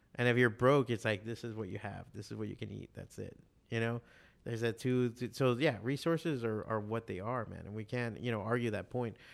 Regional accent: Miami, Florida, United States; also born or lived in Chicago; growing up in Miami

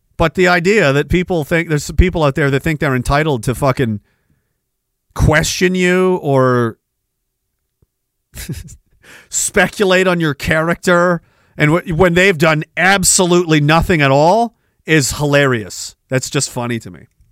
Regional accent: Canada; we get back to Canada

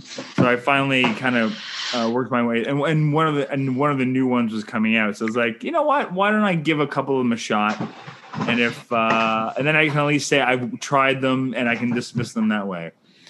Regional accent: Canada

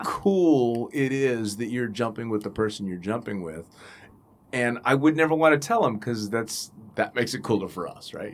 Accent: Northern California, United States; moved away as an adult; also born or lived in Middle East; my home state and my, the best part of the state, NorCal

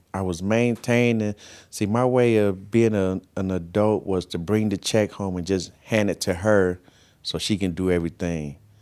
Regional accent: Carson, California, United States; I grew up in Carson, California

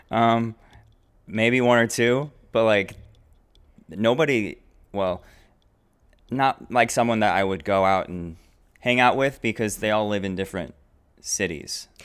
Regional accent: Naperville, Illinois, United States; I grew up here in Naperville.

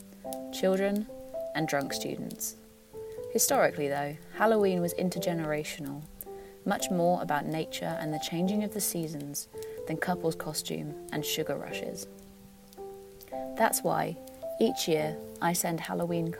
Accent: Gloucester, South West England, United Kingdom; Where I grew up in Gloucester

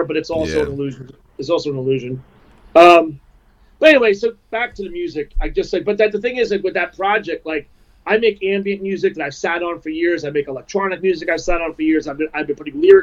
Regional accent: New York, United States; moved away as an adult; also born or lived in Long Island; I grew up in New York, and, I moved here in 94

